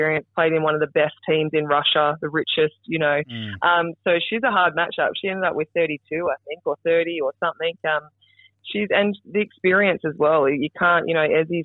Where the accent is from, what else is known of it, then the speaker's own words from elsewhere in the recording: South Australia, Australia; Yeah, I grew up in South Australia, 3 hours north of Adelaide, actually, born and bred on a farm.